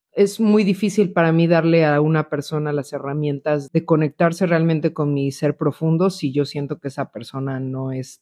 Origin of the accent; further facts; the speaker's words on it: Mexico; moved away; desde que me salí de México